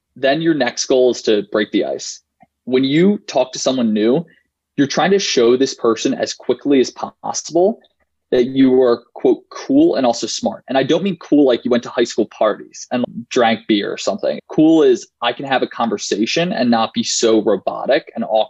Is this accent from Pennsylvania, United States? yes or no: yes; Philadelphia, Pennsylvania, United States; I'm from Philly. I went to an all-guys Catholic high school. I'm a senior at Yale now.